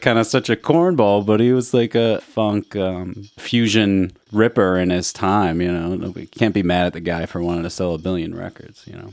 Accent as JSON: {"language": "English", "town": "Chicago", "region": "Illinois", "country": "United States", "tie": "born or raised there", "said": "growing up in Chicago"}